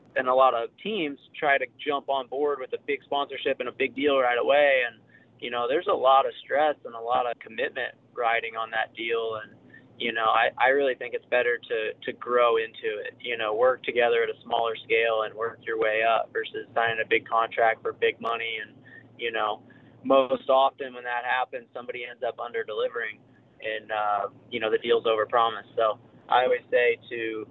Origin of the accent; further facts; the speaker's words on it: Midwest, United States; born and raised in the Midwest like me